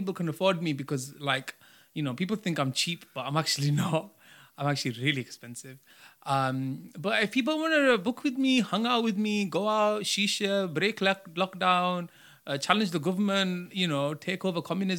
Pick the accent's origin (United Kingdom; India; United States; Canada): United Kingdom; Bradford, Yorkshire and the Humber; born there; I know I was born in Bradford on my grandma's thing